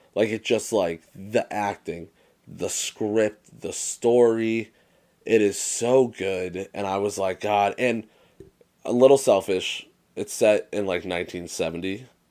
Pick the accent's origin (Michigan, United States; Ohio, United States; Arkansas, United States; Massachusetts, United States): Massachusetts, United States; Dave and I are both born and raised in Mass